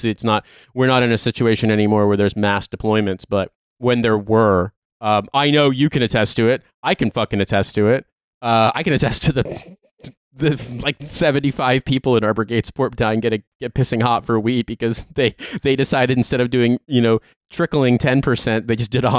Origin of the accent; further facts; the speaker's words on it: Midwest, United States; moved away; But I'm from the Midwest